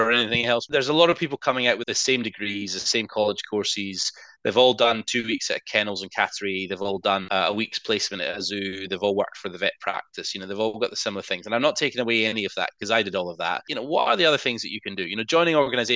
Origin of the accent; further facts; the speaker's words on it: Scotland, United Kingdom; moved away as an adult; Being Scottish originally